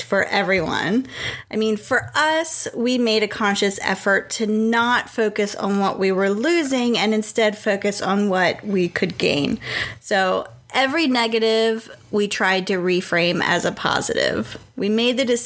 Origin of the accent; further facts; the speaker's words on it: Pennsylvania, United States; now in Raleigh, United States; we are originally from Pennsylvania. That's where all our family is